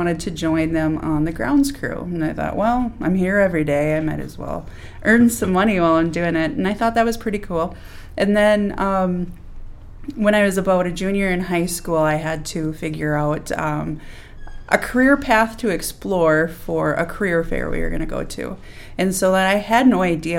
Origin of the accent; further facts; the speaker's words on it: Benson, Minnesota, United States; I'm from Benson, Minnesota